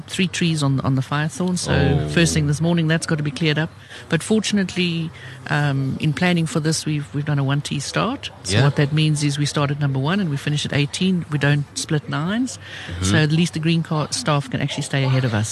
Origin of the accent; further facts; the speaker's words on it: Cape Town, Western Cape, South Africa; I'm a Cape Townian